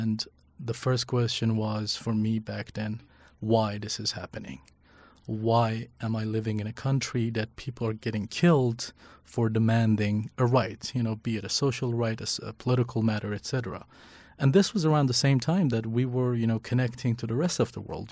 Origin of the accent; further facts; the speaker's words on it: Iran; English is a second language; moved away as an adult; also born or lived in Northeast Syria / Iraqi Kurdistan; now in Kurdistan Region, Iraq; growing up in Iran, living and working in Syria, in northeast Syria for three years, and then being in Iraqi Kurdistan